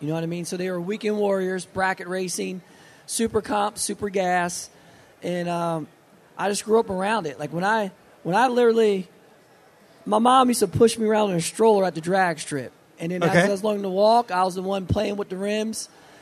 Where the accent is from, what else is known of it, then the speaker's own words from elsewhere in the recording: New Jersey, United States; where we grew up at in New Jersey, Pennsylvania, New York, and Maryland and Delaware area